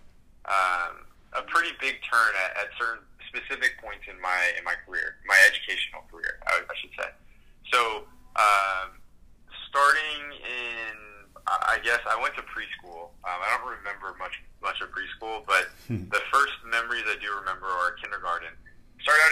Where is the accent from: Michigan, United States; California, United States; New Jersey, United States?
California, United States; Southern; moved away as an adult; also born or lived in New York; now in New York City, United States; I grew up in Southern California and since then have moved to New York